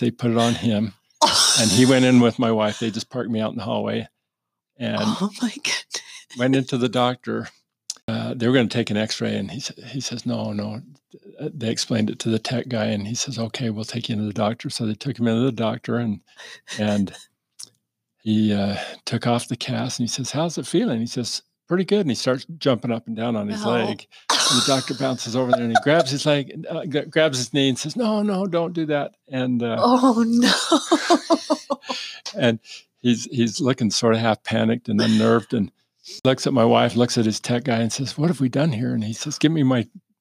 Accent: Lehi, Utah, United States; we grew up in Lehi

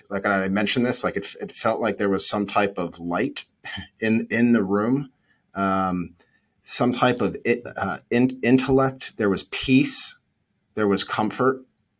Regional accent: Needham, Massachusetts, United States; I grew up right outside of Boston in Needham.

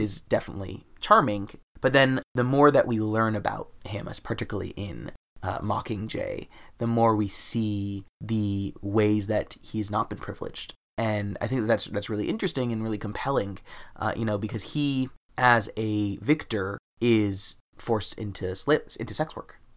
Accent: United States; my privilege as American

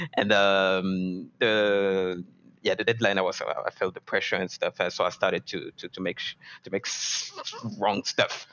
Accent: France; I grew up in France

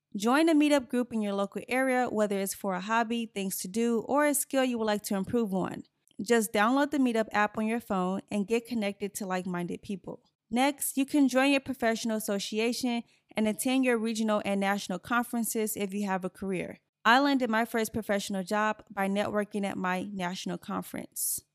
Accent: Gary, Indiana, United States; moved away; I grew up in Gary, Indiana

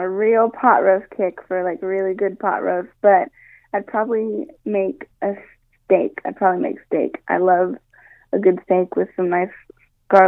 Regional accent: Tennessee, United States; moved away as an adult; I was born and raised in Tennessee

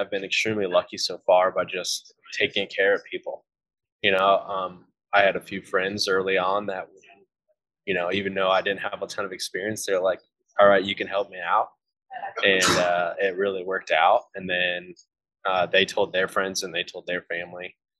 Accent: Ohio, United States; now in Indiana, United States; I became a Hoosier, which is just someone who lives in Indiana as opposed to a Buckeye where I grew up in Ohio.

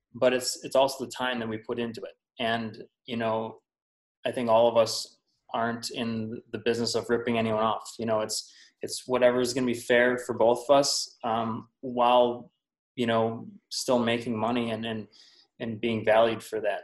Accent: Wisconsin, United States; I'm from Wisconsin

